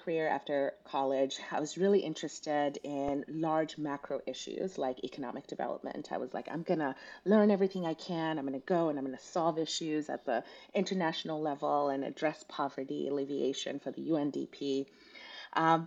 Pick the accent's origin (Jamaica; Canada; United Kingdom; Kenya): Kenya; also born or lived in Southern California; now in United States; I was actually born and raised in Kenya in East Africa